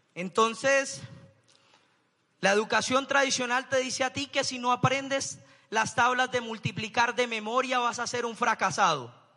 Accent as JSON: {"language": "Spanish", "town": "Bucaramanga", "region": "Santander", "country": "Colombia", "said": "Yo soy de Bucaramanga"}